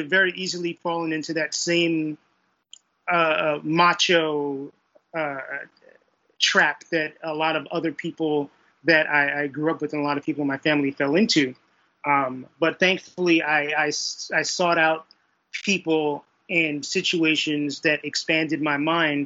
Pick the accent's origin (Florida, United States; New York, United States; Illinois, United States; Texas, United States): New York, United States; New York City; I grew up in Brooklyn, New York in the 1980s and early 1990s